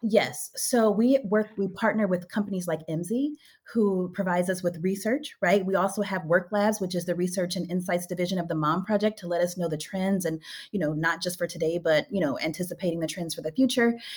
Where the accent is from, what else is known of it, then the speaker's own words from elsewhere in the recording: Louisiana, United States; moved away as an adult; now in Bay Area, United States; I am from Louisiana.